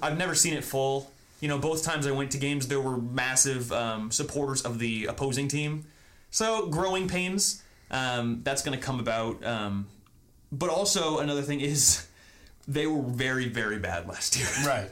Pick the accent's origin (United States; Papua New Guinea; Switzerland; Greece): United States; Indianapolis, Indiana; also born or lived in Berwyn, Illinois; I was born in Berwyn, mm-hmm. real close to Chicago, and then I was raised pretty much exclusively in Indianapolis